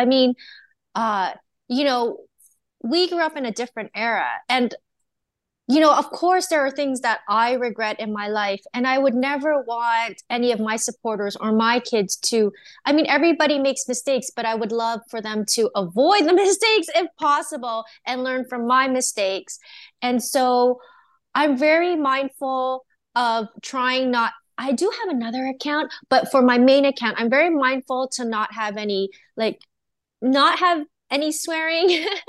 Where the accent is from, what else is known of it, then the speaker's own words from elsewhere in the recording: Canada; born there; Even though I was born in Canada, I'm Chinese and Japanese, so I try to incorporate some of my culture into it